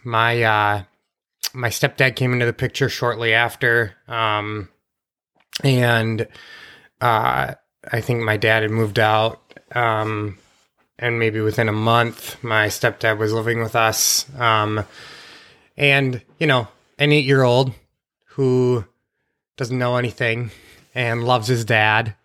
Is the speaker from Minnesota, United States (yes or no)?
yes; Sauk Rapids, Minnesota, United States; also born or lived in St. Cloud, Minnesota; I was born in the Saint Cloud Hospital.